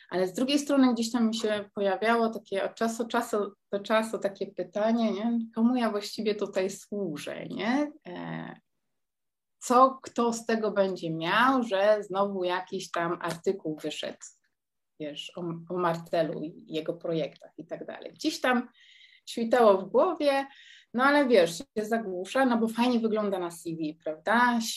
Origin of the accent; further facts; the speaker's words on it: Poland; moved away as an adult; now in Netherlands; ja wyjechałam z Polski mając 19 lat